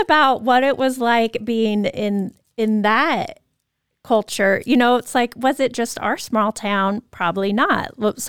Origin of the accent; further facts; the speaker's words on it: Moscow, Idaho, United States; I can think about my experience growing up in Moscow, University of Idaho, big party school, party town, high school as well.